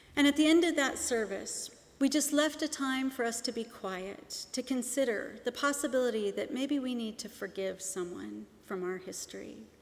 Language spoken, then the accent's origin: English; Seattle, Washington, United States; moved away; I grew up in Seattle, Washington